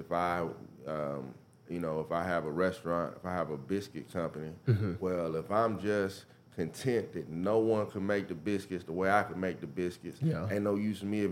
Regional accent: Mississippi, United States; also born or lived in Memphis, Tennessee; I grew up in Bend County, Mississippi. So it's right outside of Holly Springs

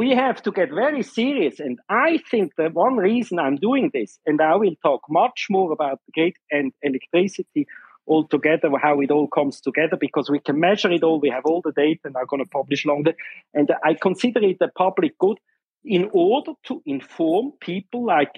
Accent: Switzerland; I'm from Switzerland, not Germany

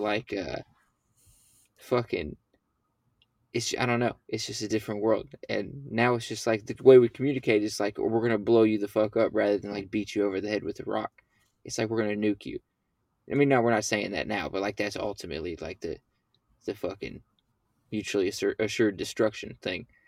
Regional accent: Mid-South, United States; we're from the Mid-South

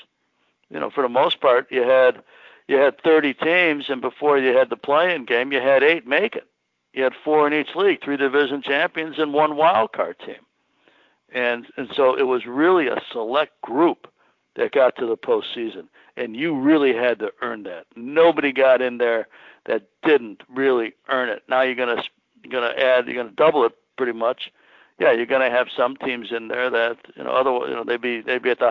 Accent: Chicago, Illinois, United States; growing up in Chicago

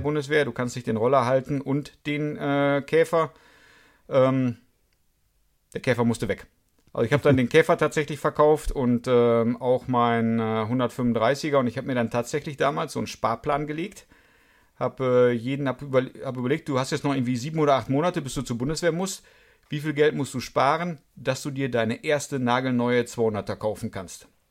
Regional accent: Münster, North Rhine-Westphalia, Germany; also born or lived in Karlsruhe; Ich bin gebürtiger Münsteraner, komme aber nicht aus diesem Vorort.

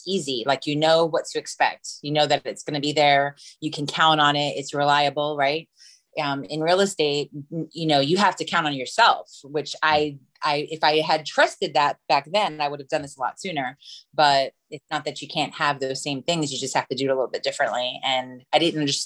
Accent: Lakeland, Florida, United States; I am from Lakeland, Florida

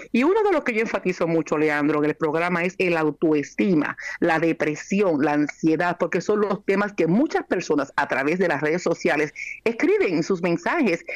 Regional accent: Yauco, Puerto Rico; now in Yonkers, United States; una jíbara de campo allá en Puerto Rico, en mi pueblo natal, Yauco

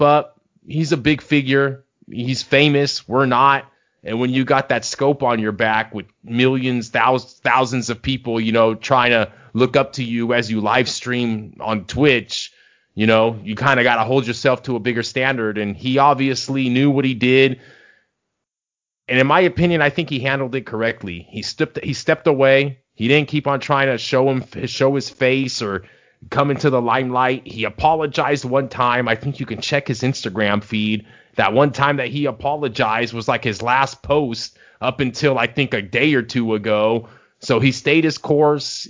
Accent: California, United States; we're from California. We came from schools that's very diverse, you know. We all went to the same high school.

